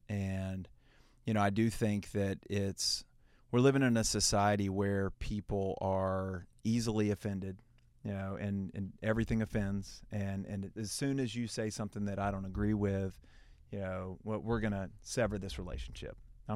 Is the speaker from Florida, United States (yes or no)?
no; Heflin, Alabama, United States; and, you know, then obviously, you know, growing up in Heflin, which is also a small town